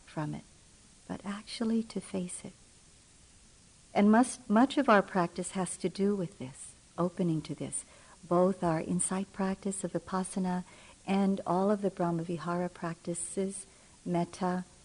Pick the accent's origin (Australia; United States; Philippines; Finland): Philippines; moved away; I'm from the Philippines and was born there and did a large part of my maturing there